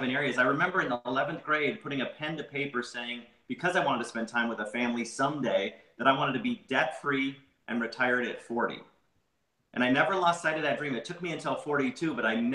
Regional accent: Minnesota, United States; I grew up in Minnesota

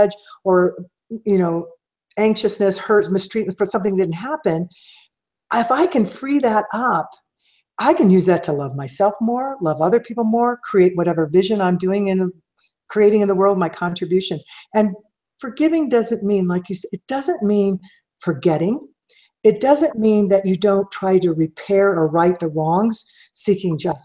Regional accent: Kansas City, Missouri, United States; growing up in Missouri and Kansas City

